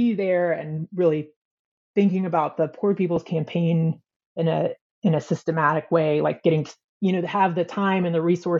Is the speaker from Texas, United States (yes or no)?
no; Georgia, United States; I grew up United Methodist in North Georgia, outside of Atlanta.